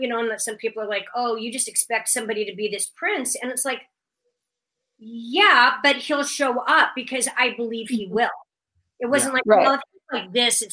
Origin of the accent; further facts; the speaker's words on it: Omaha, Nebraska, United States; we grew up in Omaha, but my parents were both from Kansas